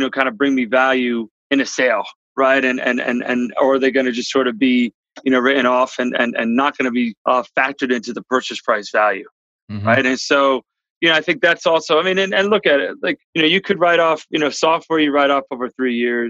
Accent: New York, United States; moved away as an adult; also born or lived in South America; I'm from New York originally

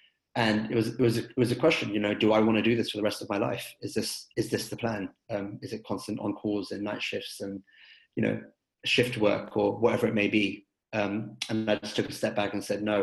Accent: London, United Kingdom; moved away as an adult; now in United States; I was born and raised in London and completed my education over there.

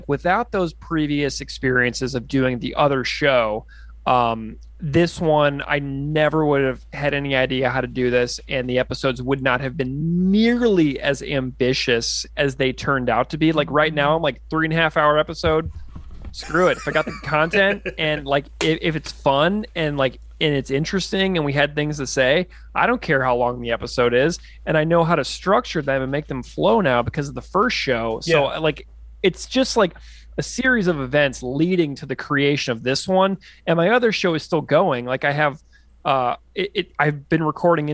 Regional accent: St. Louis, Missouri, United States; moved away as an adult; also born or lived in Saskatoon, Saskatchewan; I'm a guy from St. Louis, Missouri, wind up living in Saskatoon

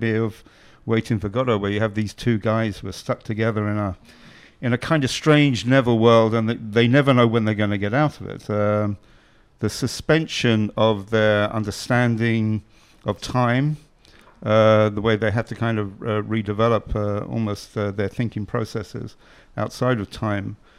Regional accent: Ireland; I'm Irish

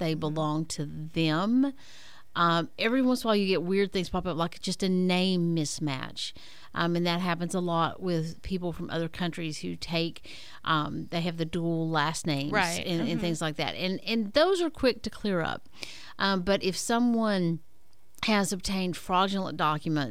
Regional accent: Tennessee, United States; now in Florida, United States; my home state of Tennessee

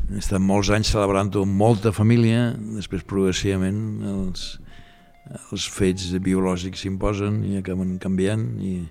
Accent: Barcelona, Catalonia, Spain; born there; He viscut, eh, he nascut a Sant Gervasi. He viscut a les Corts, a l'Eixample i a Sant Gervasi.

